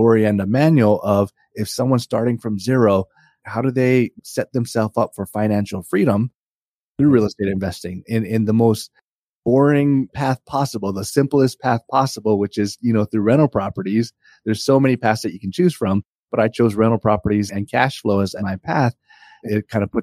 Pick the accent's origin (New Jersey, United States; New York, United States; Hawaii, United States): Hawaii, United States; moved away as an adult; now in Northern Virginia, United States; I grew up in Hawaii. I'm actually no longer there. I moved to Northern Virginia